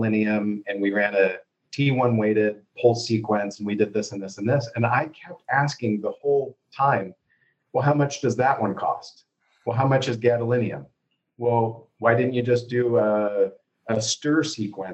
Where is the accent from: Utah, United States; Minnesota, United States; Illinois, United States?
Utah, United States; moved away as an adult; also born or lived in Indiana / Boston; I'm originally from Utah